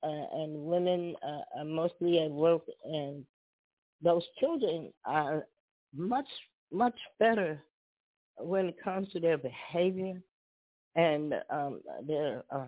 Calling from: Chicago, Illinois, United States; I'm calling from Chicago.

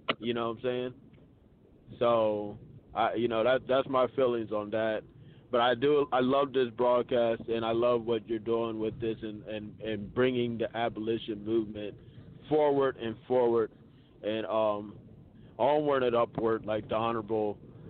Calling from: Atlanta, Georgia, United States; Peace, this is … I'm calling from Atlanta.

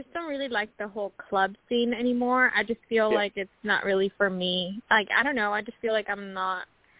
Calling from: Washington, United States; I'm calling from Washington State.

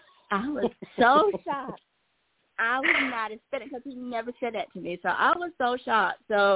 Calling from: Georgia, United States

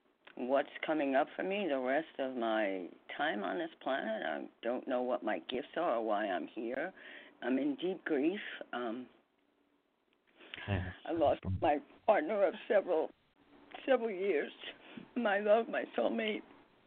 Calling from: New York, United States; I'm from New York.

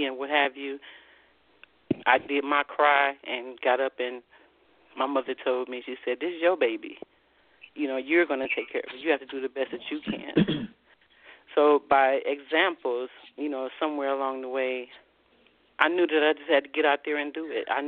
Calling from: Columbus, Ohio, United States; I'm calling from Columbus, Ohio.

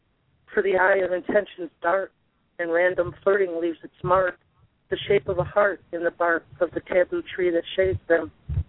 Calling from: Tennessee, United States; Northeast Tennessee.

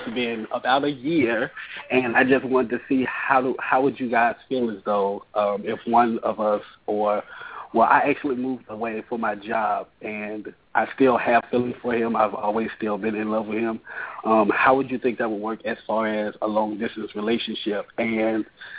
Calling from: Dallas, Texas, United States; I'm calling from Dallas, Texas

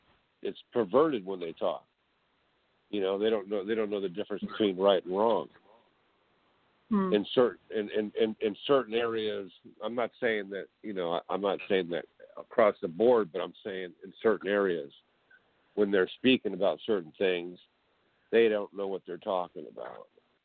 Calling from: California, United States

